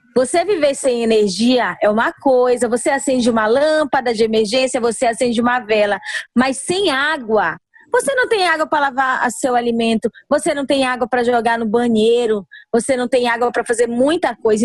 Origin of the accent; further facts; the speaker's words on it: Amapá, Brazil; nós somos brasileiros, nós somos amapaenses